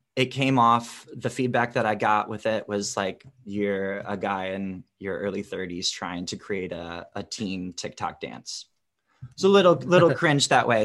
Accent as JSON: {"language": "English", "region": "Wisconsin", "country": "United States", "tie": "born or raised there", "also_born_or_lived": "Chicago, Illinois", "moved": "as an adult", "lives_now": "Los Angeles, United States", "said": "grew up in wisconsin"}